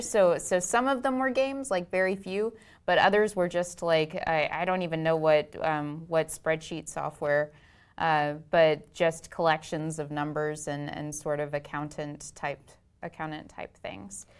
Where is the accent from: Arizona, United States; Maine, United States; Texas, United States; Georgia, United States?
Texas, United States; Itasca; also born or lived in Houston, Texas; I grew up in a tiny town, um, about halfway between Dallas and Waco